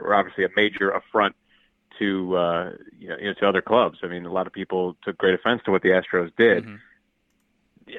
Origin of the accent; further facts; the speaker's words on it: Cleveland, Ohio, United States; I'm from Cleveland